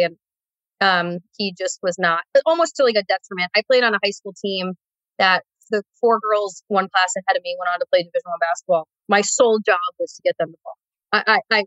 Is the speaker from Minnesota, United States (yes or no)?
yes; Minnesota, United States; moved away; I'm from Minnesota